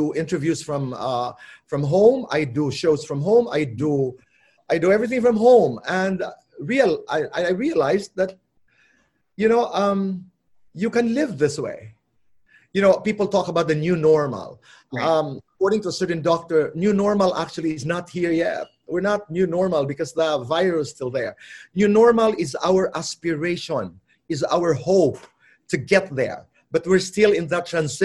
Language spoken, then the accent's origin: English; Borongan, Eastern Visayas, Philippines; accent: Waray; now in Manila, Philippines; Probinsyano ako, galing ako sa Samar. I come from Borongan, Eastern Samar